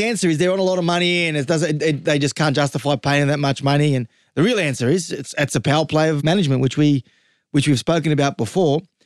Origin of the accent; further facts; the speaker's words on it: the West, New South Wales, Australia; I'm from the West.